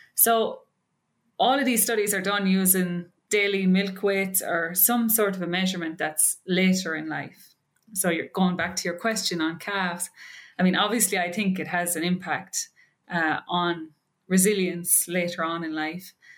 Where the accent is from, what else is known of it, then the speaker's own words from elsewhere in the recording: Ireland; moved away as an adult; also born or lived in Maryland, United States; now in Wisconsin, United States; I'm from Ireland.